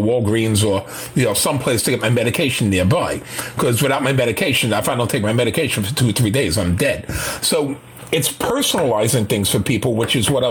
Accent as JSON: {"language": "English", "town": "New York City", "region": "New York", "country": "United States", "tie": "born or raised there", "said": "I was born and raised in Manhattan"}